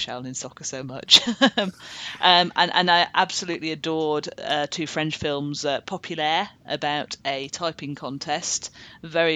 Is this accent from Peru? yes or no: no; United Kingdom; we are British people